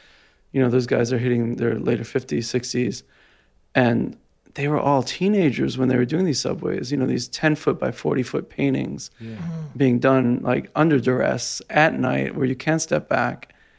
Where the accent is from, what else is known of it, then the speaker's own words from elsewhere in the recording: Jersey City, New Jersey, United States; I'm from Jersey City.